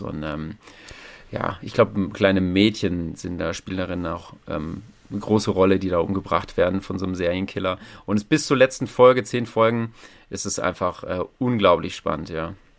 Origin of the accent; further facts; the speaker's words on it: Thuringia, Germany; moved away; Ich komme ja auch gar nicht hier so aus, aus, aus der Gegend. Ne? Ich bin ja ähm, Thüringer, wie man hören kann, oder auch nicht